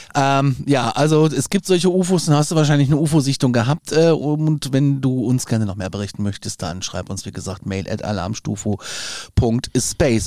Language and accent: German; Hesse, Germany; ich bin in Hessen zur Schule gegangen